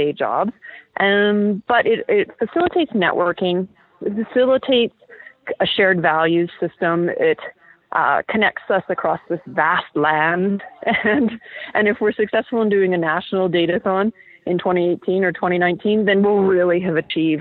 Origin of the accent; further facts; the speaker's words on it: Vancouver, British Columbia, Canada; now in Toronto, Canada; I'm from Vancouver.